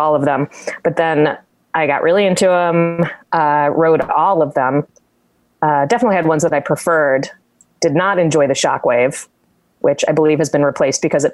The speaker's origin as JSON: {"language": "English", "town": "Richmond", "region": "Virginia", "country": "United States", "tie": "born or raised there", "moved": "yes", "said": "I'm from Richmond"}